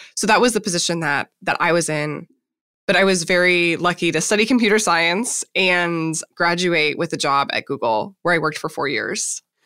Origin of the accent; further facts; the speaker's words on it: Minnesota, United States; I grew up in Minnesota